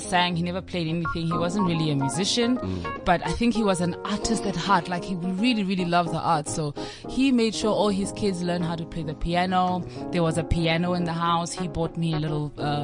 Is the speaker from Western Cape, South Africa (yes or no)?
no; Pretoria and Johannesburg, Gauteng, South Africa; also born or lived in Mafikeng, North West, South Africa; raised in between Pretoria and Johannesburg